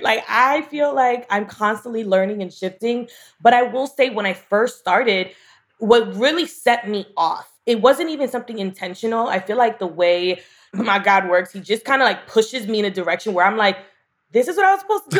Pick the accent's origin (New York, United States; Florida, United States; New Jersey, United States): New York, United States; New York City; I'm from Bushwick